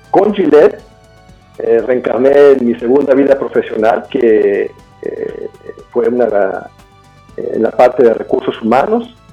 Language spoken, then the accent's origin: Spanish; Puebla, Mexico; yo, yo, yo, nací en México y me crié en Puebla.